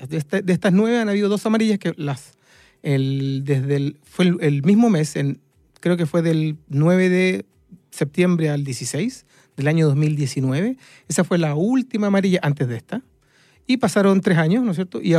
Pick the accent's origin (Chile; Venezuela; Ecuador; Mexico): Chile